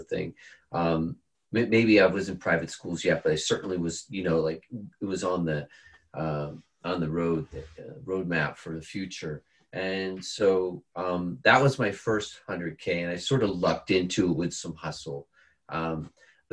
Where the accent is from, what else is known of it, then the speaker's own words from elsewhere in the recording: Bermuda; moved away; also born or lived in California; I'm from Bermuda. So I moved back to Bermuda to have my children there with my wife.